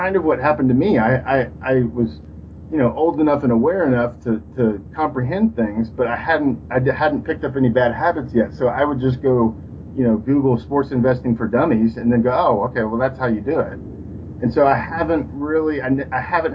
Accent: Texas, United States; I'm from Texas

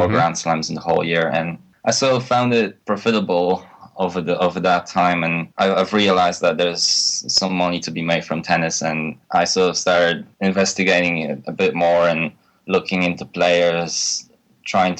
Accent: Poland; moved away as an adult; now in United Kingdom; I was born in Poland, but I recently moved to UK to study at the university to my college degree

